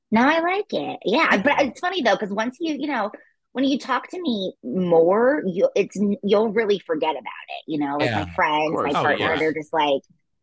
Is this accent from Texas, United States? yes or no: no; Rhode Island, United States; Rhode Island